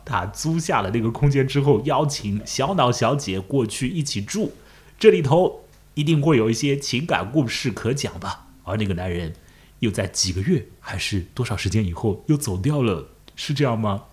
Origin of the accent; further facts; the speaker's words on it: Chongming Island, Shanghai, China; 我也住在长江尽头，我的老家在崇明岛